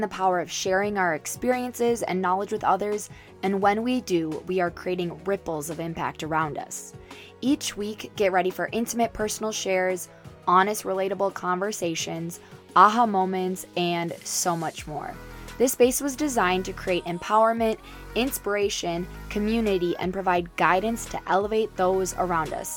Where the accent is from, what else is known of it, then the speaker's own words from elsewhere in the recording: Minnesota, United States; I'm obviously from Minnesota